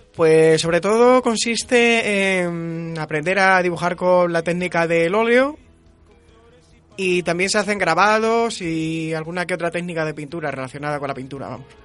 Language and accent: Spanish; Plasencia, Extremadura, Spain; now in Salamanca, Spain; vivo en Salamanca, pero actualmente soy de Plasencia